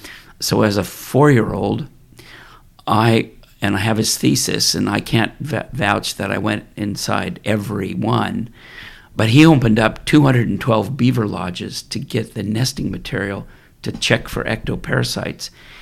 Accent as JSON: {"language": "English", "town": "Ypsilanti", "region": "Michigan", "country": "United States", "tie": "born there", "said": "Well, I was born in Michigan, November 21st, 1949, in a town called Ypsilanti, which is in southeast Michigan."}